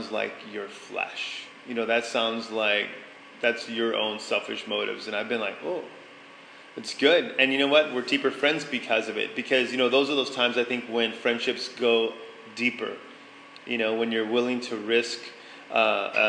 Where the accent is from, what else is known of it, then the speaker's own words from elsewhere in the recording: San Antonio, Texas, United States; moved away; I grew up in San Antonio, Texas.